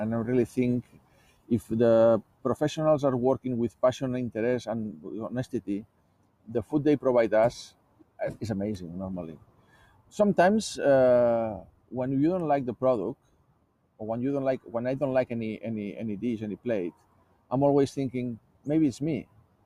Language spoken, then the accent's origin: English; Barcelona, Catalonia, Spain; moved away as an adult; also born or lived in Hong Kong; now in Australia; I was born in Barcelona. I was living in different countries